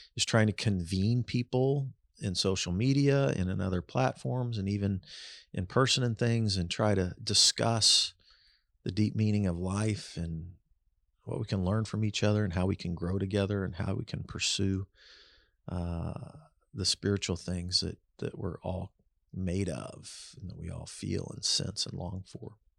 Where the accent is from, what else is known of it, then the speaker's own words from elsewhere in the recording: Kansas City, United States; I was growing up in Kansas City in the seventies